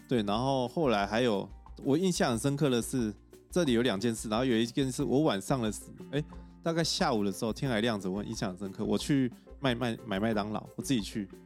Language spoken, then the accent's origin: Chinese; Taiwan; moved away as an adult; also born or lived in Australia; 她说你是哪里来的？然后我就说台湾啊